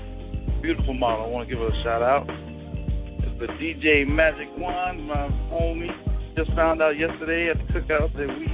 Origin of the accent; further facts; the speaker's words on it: White Plains, New York, United States; one of my homeboys I grew up with back in the White Plains, the WP, Gerard Mitchell.